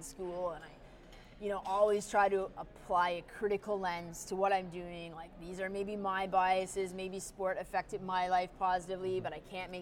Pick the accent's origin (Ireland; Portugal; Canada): Canada; also born or lived in Canada's North; as a Canadian